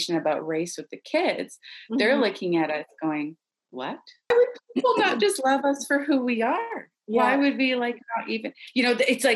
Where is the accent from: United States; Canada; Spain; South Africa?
Canada; Ottawa, Ontario; I was born in Ottawa, like the capital.